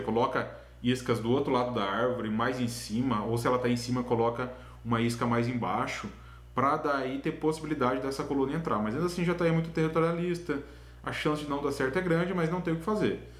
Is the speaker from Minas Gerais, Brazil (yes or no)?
no; Itaporanga, São Paulo, Brazil; also born or lived in Londrina, Paraná; Eu sou de Itaporanga, São Paulo, uma cidadezinha na divisa com o Paraná